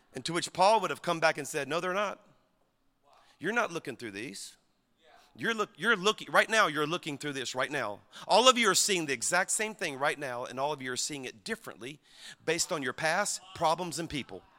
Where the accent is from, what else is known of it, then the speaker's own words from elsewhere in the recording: Louisiana, United States; I'm from Louisiana